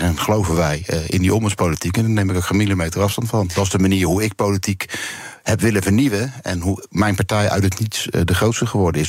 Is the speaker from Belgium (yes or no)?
no; The Hague, South Holland, Netherlands; ik kom uiteindelijk uit de Scheveningen